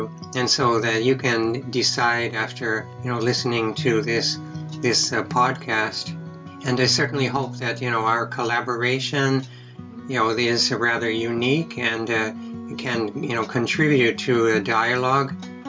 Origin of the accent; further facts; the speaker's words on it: Boston, Massachusetts, United States; moved away as an adult; now in Japan; as an American from Boston